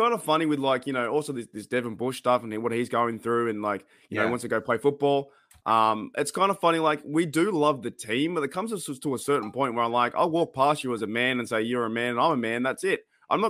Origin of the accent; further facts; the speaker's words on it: Australia; I was like, "I'm from Australia."